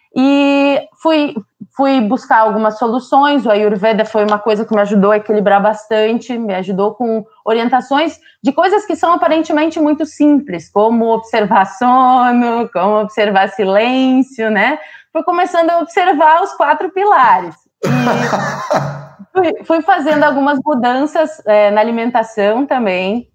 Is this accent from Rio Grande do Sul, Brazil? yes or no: yes; Santo Cristo, Rio Grande do Sul, Brazil; moved away; also born or lived in Sri Lanka; Eu sou de Santo Cristo, esse lugar que ele comentou do tempo